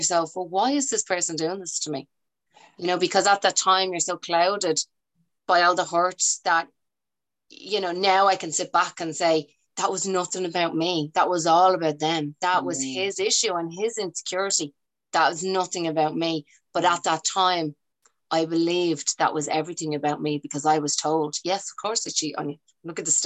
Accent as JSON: {"language": "English", "town": "Dublin", "region": "Leinster", "country": "Ireland", "tie": "born or raised there", "said": "I grew up in Ballymun"}